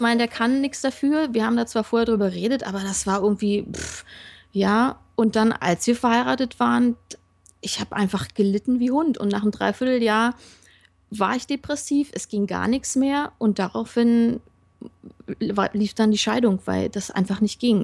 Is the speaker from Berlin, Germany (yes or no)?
yes; Berlin, Germany; Ja, ich komme aus dem Osten, bin dort in einer Baptistengemeinde groß geworden